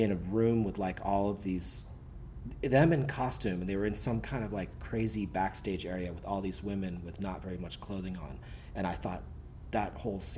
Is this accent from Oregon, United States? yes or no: no; Cambridge, Massachusetts, United States; I grew up in Cambridge in Massachusetts